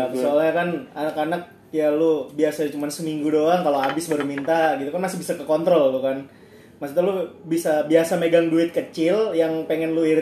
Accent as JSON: {"language": "Indonesian", "region": "Jakarta", "country": "Indonesia", "said": "nah untungnya ada satu temen gue anak Jakarta juga si Edo."}